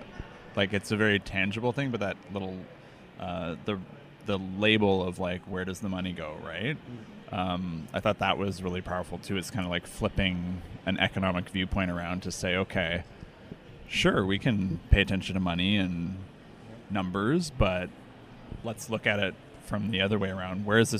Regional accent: Toronto, Ontario, Canada; I'm from Toronto.

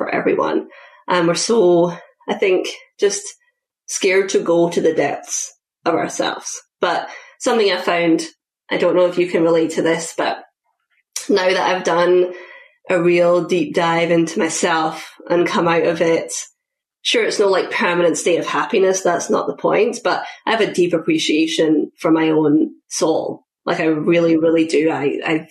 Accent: Scotland, United Kingdom; moved away as an adult; now in United States; when I was 20, I moved from Scotland to the US to play field hockey

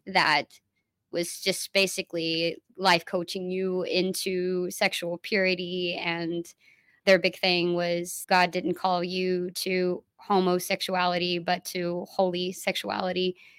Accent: Dallas, Texas, United States; I'm from Dallas

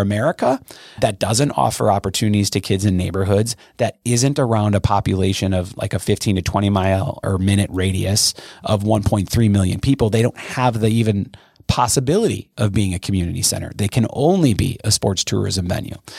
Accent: Brookfield, Wisconsin, United States; I grew up in Brookfield, which is a pretty wealthy neighborhood in the greater Milwaukee area

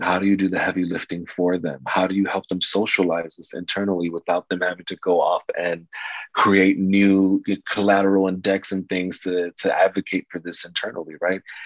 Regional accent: New York City, New York, United States; I was raised in New York City during the 80s and 90s in the South Bronx.

